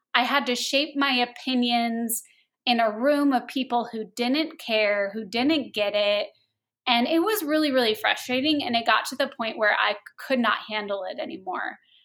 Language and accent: English; Phoenix, Arizona, United States; also born or lived in Los Angeles; I grew up here in Phoenix